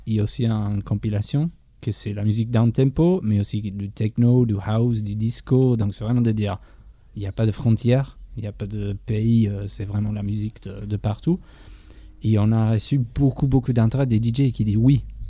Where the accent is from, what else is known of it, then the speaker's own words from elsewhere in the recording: England, United Kingdom; French is a second language; moved away; en Angleterre, je suis anglais